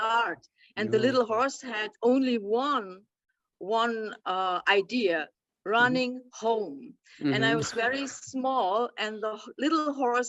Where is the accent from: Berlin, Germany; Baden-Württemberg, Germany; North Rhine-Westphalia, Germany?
North Rhine-Westphalia, Germany; near Bonn and Cologne; I'm coming from close from Bonn and Cologne. Mm-hmm. So this is the area